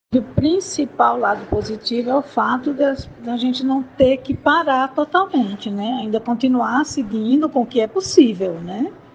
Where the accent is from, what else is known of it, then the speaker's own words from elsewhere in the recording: Maceió, Alagoas, Brazil; Sou de Maceió, né? Nasci no mar, menina, na praia, jogando frescobol, a infância e adolescência todinha na praia